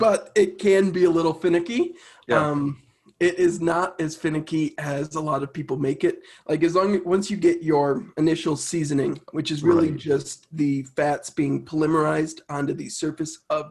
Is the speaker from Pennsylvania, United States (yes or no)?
no; a suburb of Chicago, Illinois, United States; also born or lived in Minnesota; So I was born in Minnesota, grew up in a suburb of Chicago in Illinois